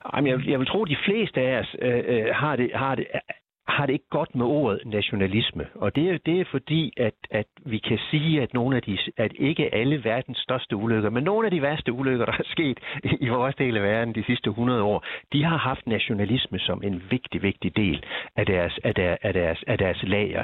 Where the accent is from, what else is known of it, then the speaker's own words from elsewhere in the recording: Denmark; jeg kan jo ikke løbe fra, at jeg er dansker